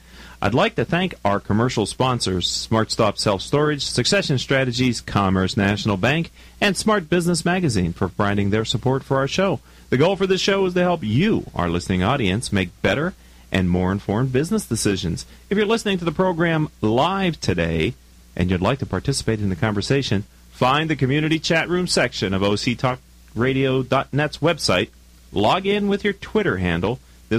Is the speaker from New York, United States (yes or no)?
no; Pittsburgh, Pennsylvania, United States; You know, I'm a transplant from Pittsburgh.